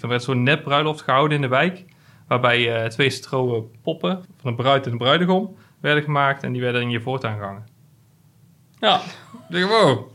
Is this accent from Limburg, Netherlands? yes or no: no; Hilvarenbeek, North Brabant, Netherlands; in Hilvaanbeek, waar ik vandaan kom